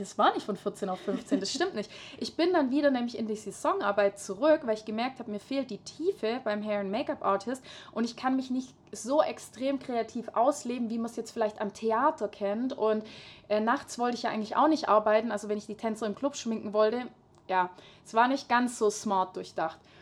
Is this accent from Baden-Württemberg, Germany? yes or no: yes; Hohenlohe, near Schwäbisch Hall, Baden-Württemberg, Germany; ich komme aus Hohenlohe bei Schwäbisch Hall in der Nähe. Und ähm, ja, ich bin ganz normal in die Grundschule gegangen